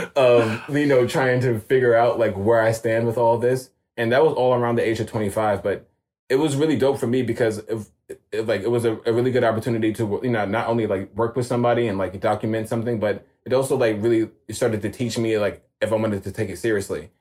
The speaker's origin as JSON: {"language": "English", "town": "New York City", "region": "New York", "country": "United States", "tie": "born or raised there", "said": "born and raised in New York. Um 87 baby. So I was born in East Flatbush and I was raised in Jamaica Queens"}